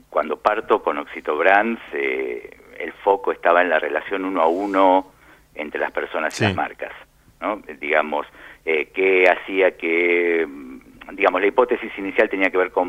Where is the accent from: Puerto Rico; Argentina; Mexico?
Argentina; also born or lived in Lima, Peru; now in Madrid, Spain; Sí, nos fuimos de Argentina en febrero de 2010.